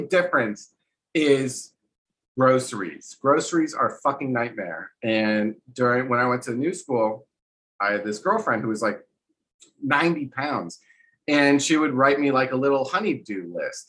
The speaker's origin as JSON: {"language": "English", "region": "New Jersey", "country": "United States", "also_born_or_lived": "New York City / New Orleans", "moved": "yes", "lives_now": "Texas, United States", "said": "I lived all over the States. I'm from New Jersey. I lived in New York City. I lived in New Orleans. I live in Texas now."}